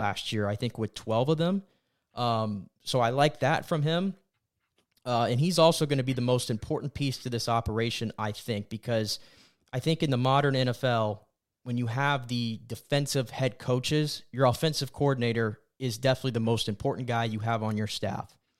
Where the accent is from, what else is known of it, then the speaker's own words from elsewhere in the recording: Tampa, Florida, United States; born and raised in Tampa